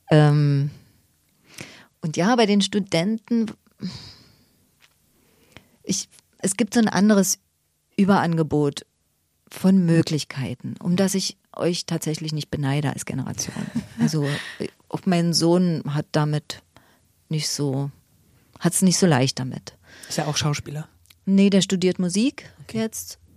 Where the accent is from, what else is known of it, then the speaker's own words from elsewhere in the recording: East Germany, Germany; Und ich bin im Osten groß geworden und da gab es ein paar Abenteuer zu bestehen, die meine Kinder nicht haben.